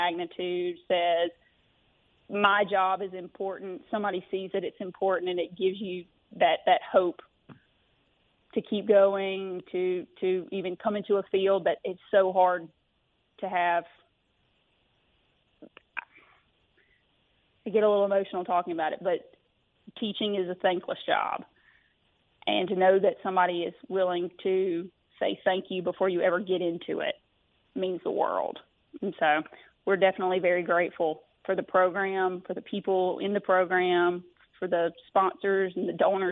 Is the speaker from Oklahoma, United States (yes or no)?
no; Mississippi, United States; I am from Mississippi